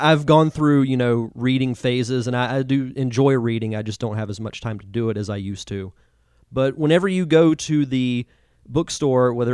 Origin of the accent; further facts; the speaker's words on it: Gulf Coast of Florida, United States; I'm from the Gulf Coast of Florida